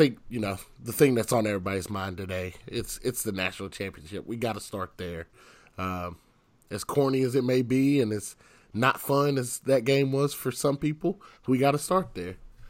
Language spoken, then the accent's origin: English; Knoxville, Tennessee, United States; I'm from Knoxville, Tennessee.